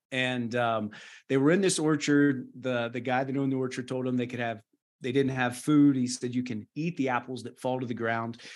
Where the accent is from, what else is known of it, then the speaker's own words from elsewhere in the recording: Wallyford, West Virginia, United States; moved away as an adult; also born or lived in Burkina Faso / Madagascar; now in Nairobi, Kenya; born and raised in Wally Ford, West Virginia